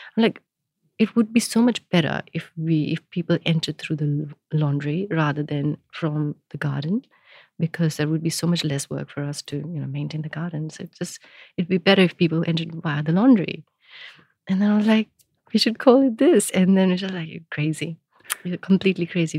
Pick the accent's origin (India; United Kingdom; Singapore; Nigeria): India; now in Melbourne, Australia; I grew up in India